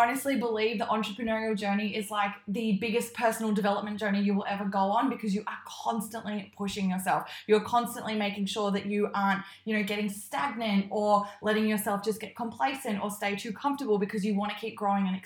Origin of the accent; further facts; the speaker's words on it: Queensland, Australia; now in Melbourne, Australia; I am originally from Queensland, I'm not from this high up. And so I have definitely acclimatized to the Melbourne weather